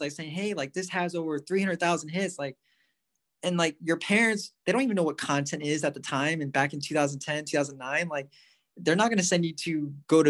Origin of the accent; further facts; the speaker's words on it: Santa Barbara, California, United States; coming back home to where I grew up in Santa Barbara